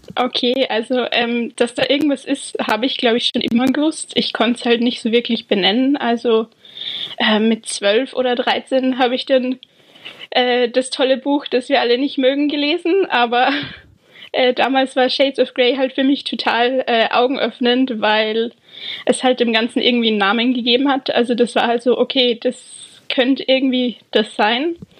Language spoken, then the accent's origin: German; Austria; moved away as an adult; now in England, United Kingdom; ich bin ursprünglich aus Österreich man hört es vermutlich